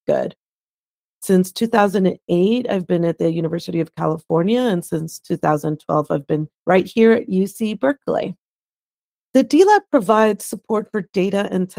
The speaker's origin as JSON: {"language": "English", "region": "La Paz", "country": "Bolivia", "moved": "yes", "lives_now": "United States", "said": "I'm originally from La Paz, Bolivia. I came to the United States as a political refugee"}